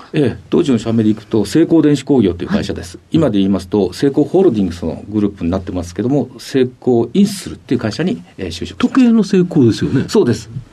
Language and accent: Japanese; Kitakyushu, Fukuoka, Japan; moved away as an adult; 生まれは福岡県北九州市は八幡で生まれました